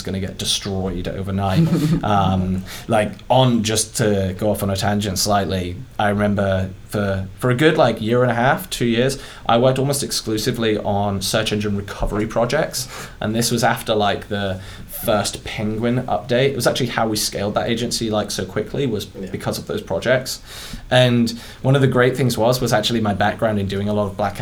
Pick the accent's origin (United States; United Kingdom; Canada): United Kingdom; accent: British; It's my British accent.